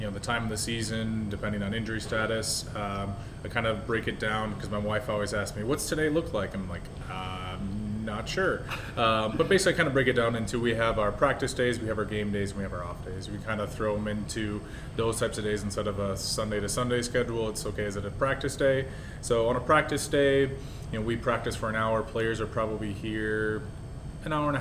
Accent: Minnesota, United States; moved away; I'm originally from Minnesota

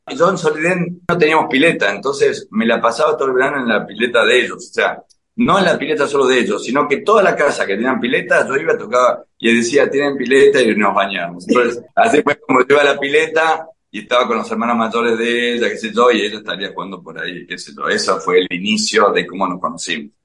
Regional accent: La Falda, Córdoba, Argentina; yo nací ahí en La Falda, en la Sierra de Córdoba, mucha actividad al aire libre, Fui a un lindo colegio

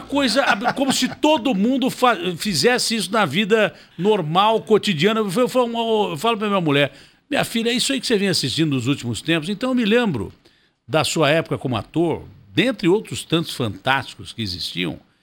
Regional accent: Ribeirão Preto, São Paulo, Brazil; now in São Paulo, Brazil; eu amo a minha cidade, nasci em Ribeirão Preto

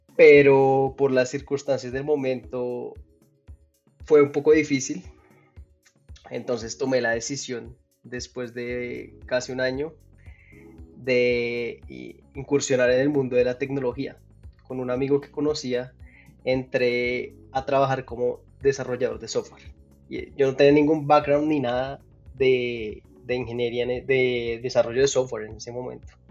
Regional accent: Pereira, Risaralda, Colombia; also born or lived in Dallas, United States; now in Bogotá, Colombia; Yo nací en Pereira, acá en Colombia, una ciudad no muy, no muy grande, una ciudad mediana

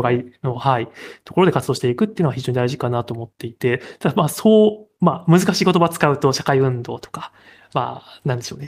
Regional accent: Kansai, Japan; now in Tokyo, Japan; 関西に住んでた頃は、まあ、関西出身なんですけれど

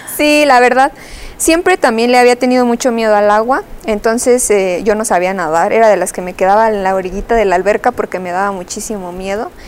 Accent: her home town near Celaya and Salamanca, Guanajuato, Mexico; es mi pueblo, es mi raíz.

